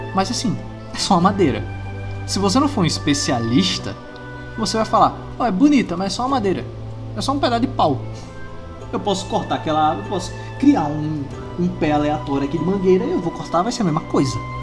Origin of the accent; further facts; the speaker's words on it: Itabaiana, Sergipe, Brazil; Eu sou de Itabaiana